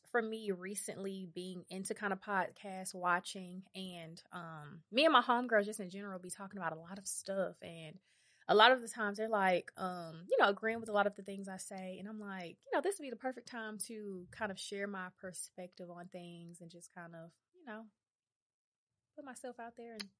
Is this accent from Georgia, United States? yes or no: yes; Atlanta, Georgia, United States; that, I'm from Westside